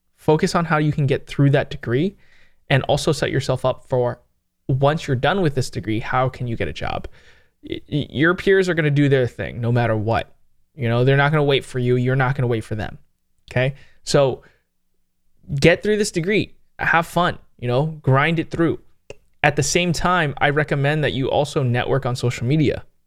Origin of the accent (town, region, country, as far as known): San Jose, California, United States